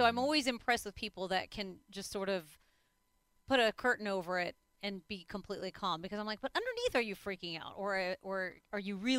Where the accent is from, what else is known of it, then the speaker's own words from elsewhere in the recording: Indianapolis, Indiana, United States; moved away; I was born in Indianapolis.